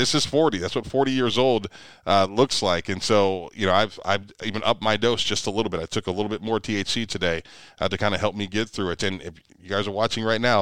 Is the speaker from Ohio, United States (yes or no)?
yes; Ohio, United States; I'm from Ohio